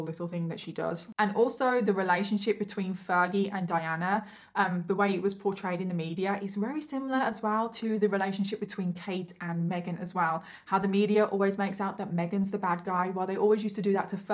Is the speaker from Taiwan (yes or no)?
no; Midlands, United Kingdom; accent: northern; I'm from the Midlands, but I'm classed as northern, I think